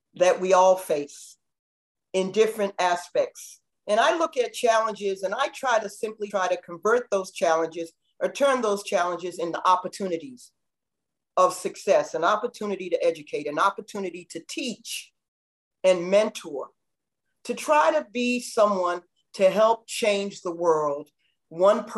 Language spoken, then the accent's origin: English; Boston, Massachusetts, United States; now in Miami, United States; I grew up in a community in Brookline, Roxbury, Boston